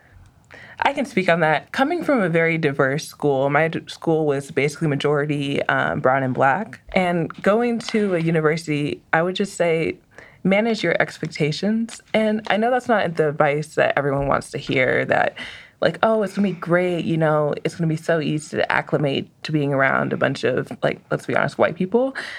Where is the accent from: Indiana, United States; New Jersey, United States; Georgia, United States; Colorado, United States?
Colorado, United States; Aurora; I'm from Aurora, Colorado